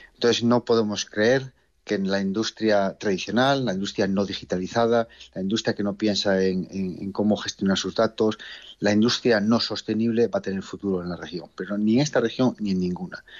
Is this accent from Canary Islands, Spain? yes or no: no; Asturias, Spain; moved away as an adult; es un orgullo como asturiano que, además he tenido la oportunidad de trabajar fuera de, Asturias y de España, de poder retornar